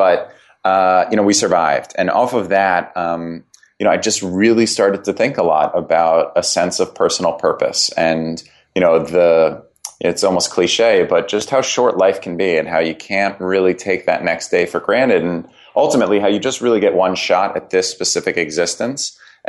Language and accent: English; Connecticut, United States; I'd kind of lived from growing up in Fairfield County, Connecticut. Then I went to school at Brown University in Providence, Rhode Island. I'd never really left New England.